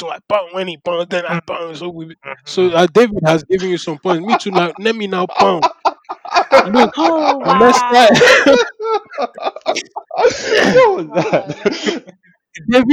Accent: Nigeria; I am Nigerian

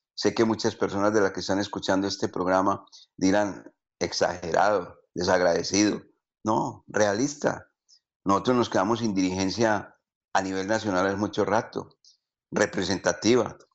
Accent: Colombia; nuestro país

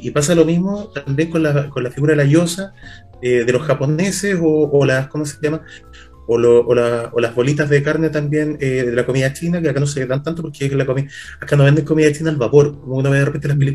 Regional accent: Chile; No, no, yo, yo soy chileno.

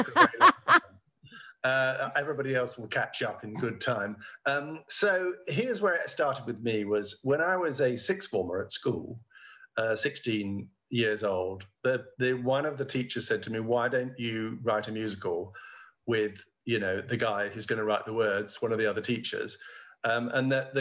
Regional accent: near Oxford, South East England, United Kingdom; I was by now a student in nearby Oxford, because I grew up near Oxford

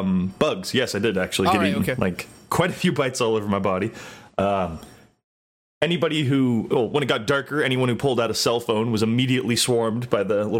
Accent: California, United States; I live in California. We're almost always in some sort of drought here.

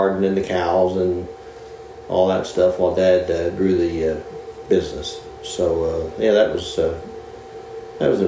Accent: Moore, Oklahoma, United States; Originally from Moore, Oklahoma. Went to high school at Moore, Oklahoma

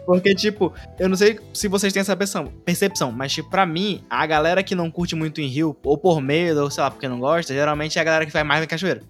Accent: Amazonas, Brazil; Sou amazonense completo agora.

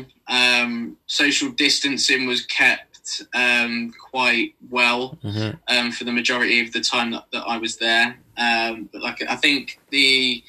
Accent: Milton Keynes, South East England, United Kingdom; I'm not from London. I'm from Milton Keynes, which is probably about an hour away.

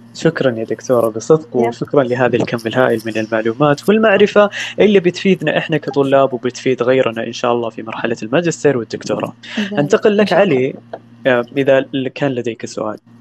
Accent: Saudi Arabia; عندنا في السعوديه

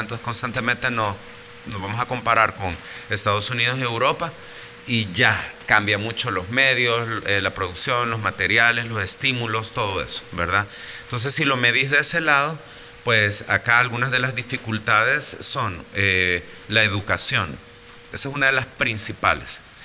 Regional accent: El Salvador; also born or lived in Mexico; vengo del Salvador

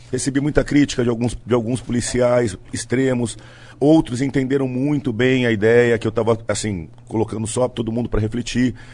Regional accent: Santos, São Paulo, Brazil; Tava na praia, em Santos. Eu sou santista, né? E final de semana eu costumo descer, fico na casa da minha mãe lá

